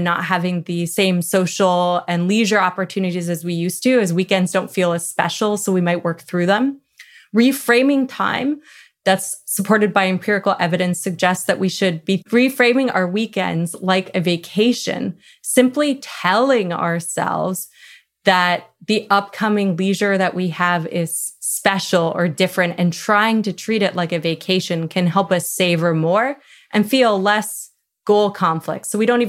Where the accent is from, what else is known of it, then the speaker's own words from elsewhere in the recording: Canada; I'm Canadian